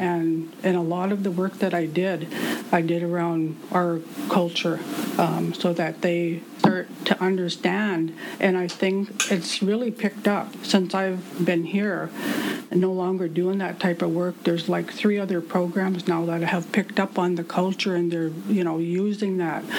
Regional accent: Walpole Island First Nation, Ontario, Canada; my hometown, which is Walpole Island First Nation or where the rivers divide

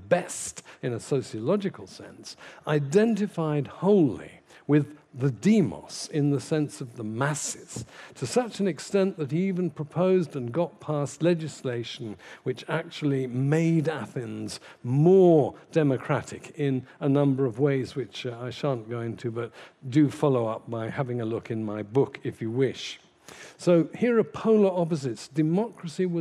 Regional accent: London, United Kingdom; I come from Putney myself

